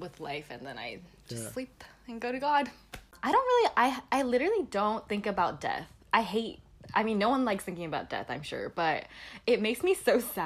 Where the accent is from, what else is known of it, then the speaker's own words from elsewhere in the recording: United States; also born or lived in Busan, South Korea; I know I'm Korean American, but I think I'm very, very Americanized in the way I grew up